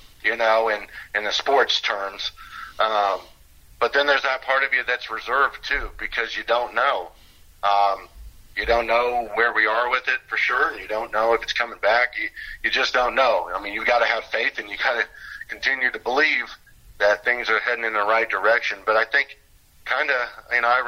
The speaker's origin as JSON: {"language": "English", "town": "Lafayette", "region": "Indiana", "country": "United States", "tie": "born or raised there", "said": "growing up in Lafayette, we would always go over to Purdue"}